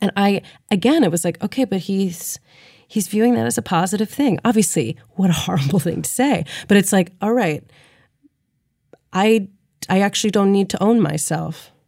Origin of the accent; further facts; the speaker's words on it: St. Louis, Missouri, United States; growing up in Saint Louis